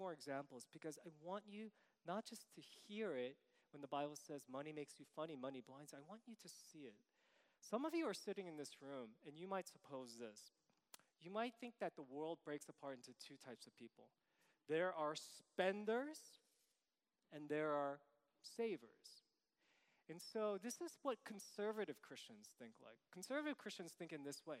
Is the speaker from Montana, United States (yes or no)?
no; New York City, New York, United States; I'm from New York City